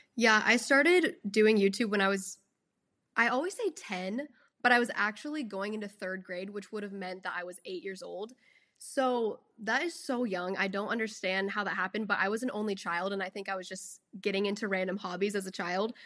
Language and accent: English; Austin, Texas, United States; I was born in Austin and then grew up here ever since. I've never moved out of the state, out of the city or anything